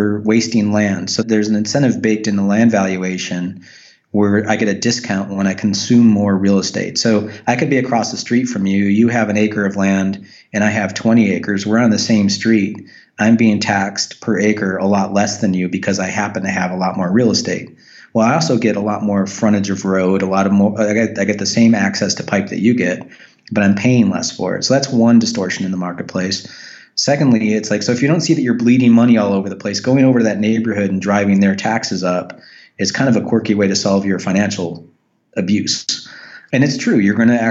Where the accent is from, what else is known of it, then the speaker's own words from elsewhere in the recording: United States; our country